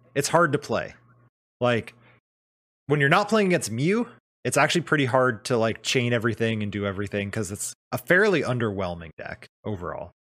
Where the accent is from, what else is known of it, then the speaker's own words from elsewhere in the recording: Arizona, United States; now in Seattle, United States; I grew up in Arizona and I moved up here